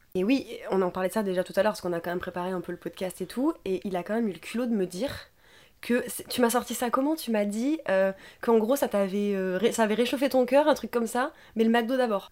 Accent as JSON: {"language": "French", "country": "France", "said": "on est français de base"}